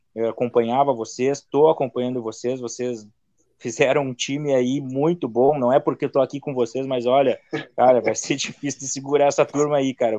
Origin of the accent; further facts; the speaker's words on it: Santana do Livramento, Rio Grande do Sul, Brazil; eu sou de Livramento, era delegacia de Bagé, mas a minha, a minha cidade é Livramento